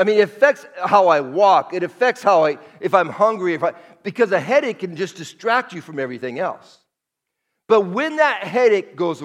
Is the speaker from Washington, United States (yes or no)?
yes; Seattle, Washington, United States; moved away as an adult; now in Las Vegas, United States; I'm from Seattle, 40 years in Seattle, born and raised